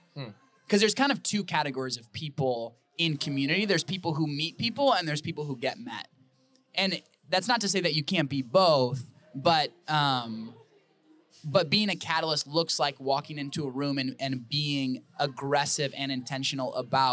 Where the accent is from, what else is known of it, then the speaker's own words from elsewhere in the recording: Wisconsin, United States; now in Arizona, United States; I love Arizona. I am really, really loving it here. I'm originally from Wisconsin, but I'm loving it here.